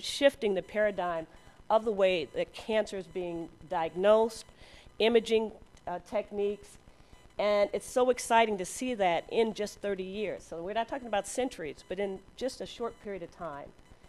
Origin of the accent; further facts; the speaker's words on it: Chicago, Illinois, United States; I trained at Cook County in Chicago, so I'm another Chicagoan.